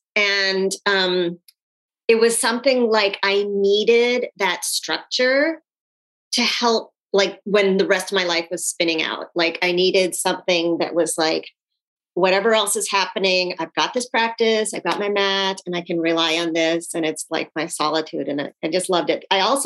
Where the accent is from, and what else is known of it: Phoenix, Arizona, United States; born or raised there; also born or lived in Sri Lanka